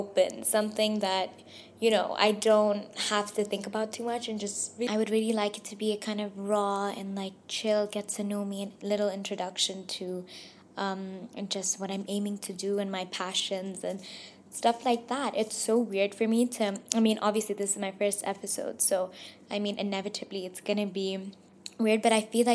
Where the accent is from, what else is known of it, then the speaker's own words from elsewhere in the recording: Dubai, United Arab Emirates; I was born and raised in Dubai, but I am Pakistani